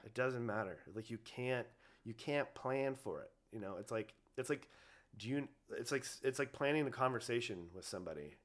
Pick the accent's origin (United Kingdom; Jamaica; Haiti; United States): United States; Ojai, California; I grew up in Ojai